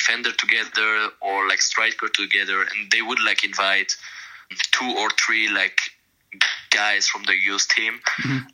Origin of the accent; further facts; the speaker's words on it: Biel/Bienne, Bern, Switzerland; first language French; English is a second language; moved away as an adult; also born or lived in San Jose; where like I grew up, like my hometown Bien